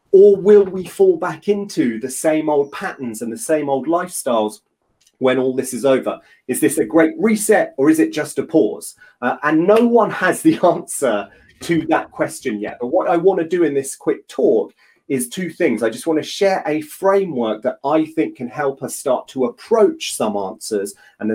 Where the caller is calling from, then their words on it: London, United Kingdom; I'm joining from London, from South London, lockdown London.